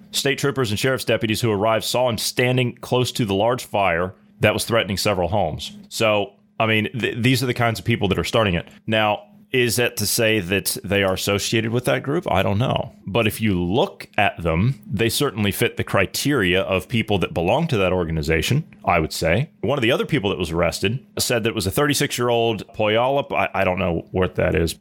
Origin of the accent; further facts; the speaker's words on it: United States; I'm an American.